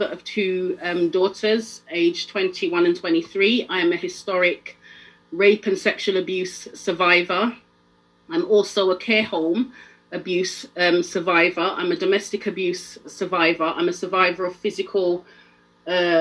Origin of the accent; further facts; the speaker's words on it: London, United Kingdom; also born or lived in Jamaica; I'm not from Sheffield, I'm from London